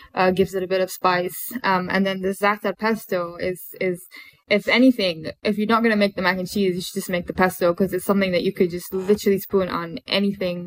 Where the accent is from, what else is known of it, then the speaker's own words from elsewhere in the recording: Bahrain; I grew up in Bahrain, and um, also grew up in the Middle East